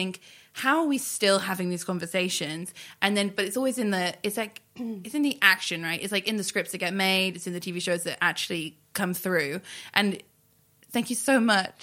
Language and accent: English; United Kingdom; the British cultural expert in the room